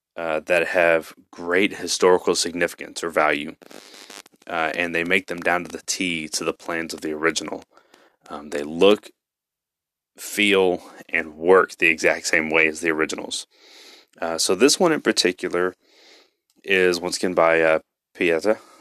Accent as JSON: {"language": "English", "region": "Texas", "country": "United States", "said": "I'm from Texas"}